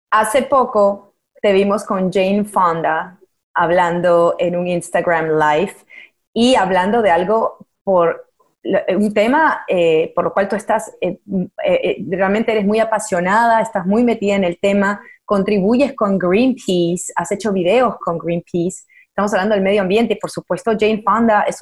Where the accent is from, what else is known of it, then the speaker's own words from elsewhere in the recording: Peru; Yo como peruana también me siento tan responsable, ¿no?